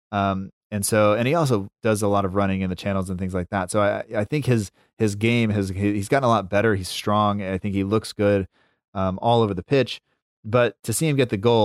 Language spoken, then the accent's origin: English; United States